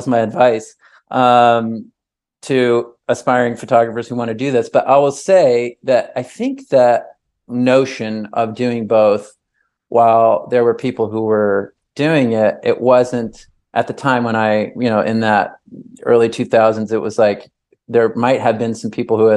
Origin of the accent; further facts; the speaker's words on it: Dunwoody, Georgia, United States; also born or lived in Miami, Florida; growing up, you know, in Dunwoody, Georgia. And, you know, to some degree, maybe the exotic side of that is like, I spent my first 10 years in South Dade. I was born in Miami.